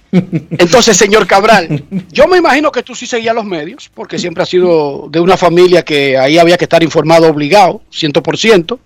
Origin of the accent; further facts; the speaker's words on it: Herrera, Distrito Nacional, Dominican Republic; yo soy medio guerrillero, yo vengo de Herrera